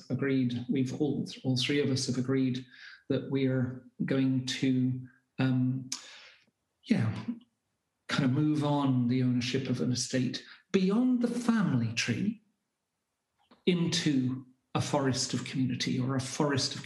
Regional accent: Scotland, United Kingdom; also born or lived in Glasgow

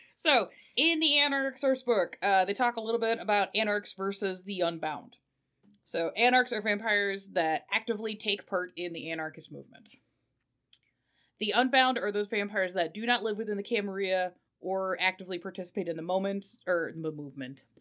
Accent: United Kingdom; I am British

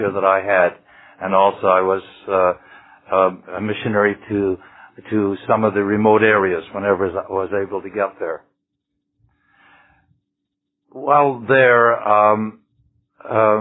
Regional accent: Ottawa Valley, Ontario, Canada; now in Vancouver, Canada; I was brought up in the Ottawa Valley in Ontario

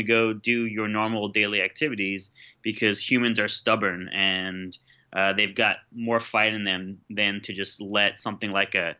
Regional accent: New York, United States; I grew up in New York

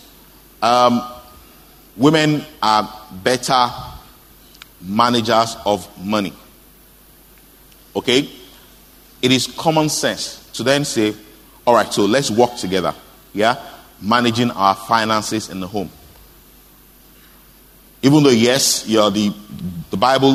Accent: Osogbo, Osun, Nigeria; I grew up in Oshobo

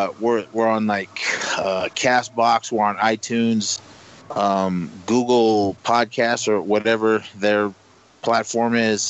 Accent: Oakland, California, United States; born or raised there

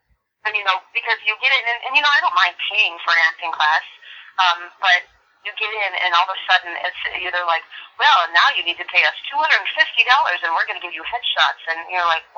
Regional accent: Buffalo, New York, United States; born or raised there; now in Las Vegas, United States

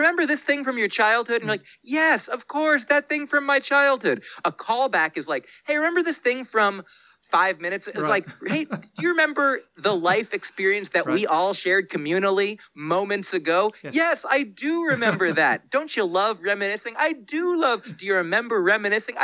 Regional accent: United States; I grew up in the United States of America

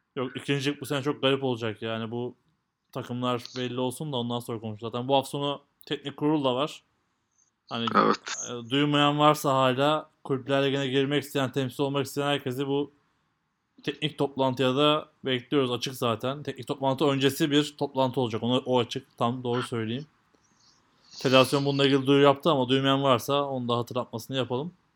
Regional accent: Turkey

